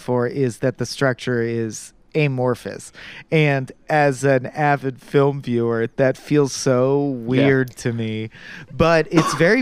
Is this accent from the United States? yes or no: yes; United States; as an American viewer